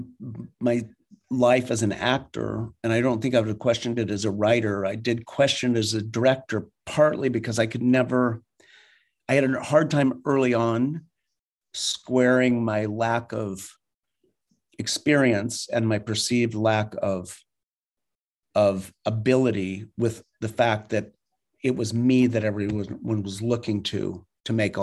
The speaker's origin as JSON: {"language": "English", "region": "Idaho", "country": "United States", "moved": "yes"}